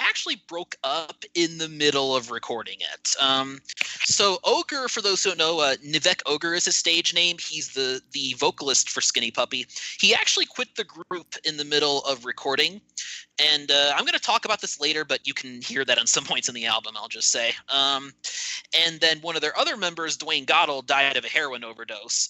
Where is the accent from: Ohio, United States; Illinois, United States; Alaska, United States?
Ohio, United States; Cleveland; I'm from the Cleveland area myself, actually lived there most of my life